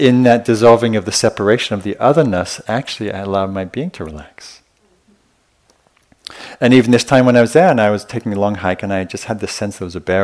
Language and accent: English; the north of England, United Kingdom; I grew up in Northern England in a pretty rough, pretty violent working class area